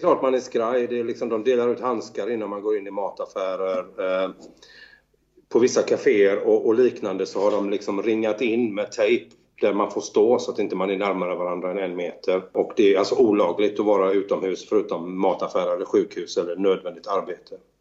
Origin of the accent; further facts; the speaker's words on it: Sweden; now in Italy; som svensk musiker